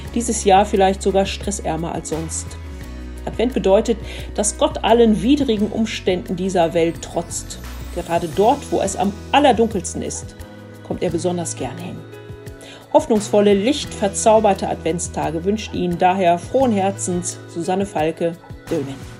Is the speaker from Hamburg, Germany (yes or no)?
no; Dülmen, North Rhine-Westphalia, Germany; hier bei uns in Dülmen